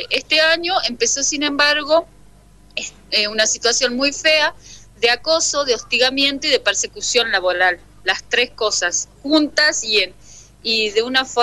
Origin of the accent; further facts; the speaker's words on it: Cruz del Eje, Córdoba, Argentina; moved away as an adult; now in San Salvador de Jujuy, Argentina; trabajo en el municipio de San Salvador de Jujuy hace 13 años ya, el mismo tiempo que vivo en esta provincia, porque soy de la provincia de Córdoba, soy de Cruz del Eje